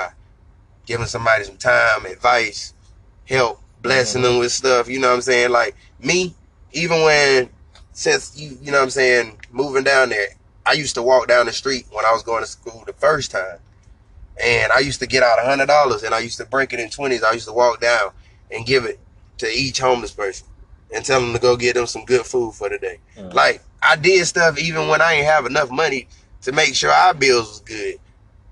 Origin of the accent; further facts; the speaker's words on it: Fayetteville, United States; I'm from Fayetteville